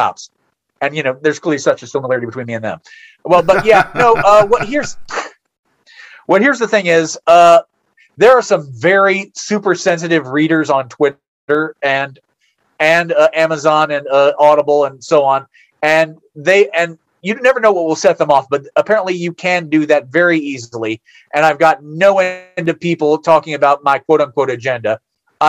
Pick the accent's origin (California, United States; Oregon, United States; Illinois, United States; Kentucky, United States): Kentucky, United States; I grew up in Kentucky.